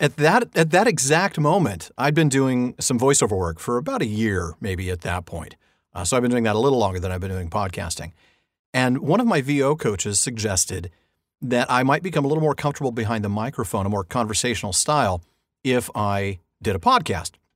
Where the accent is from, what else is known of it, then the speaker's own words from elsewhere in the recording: Southern California, United States; I've been in California all my life, born and raised here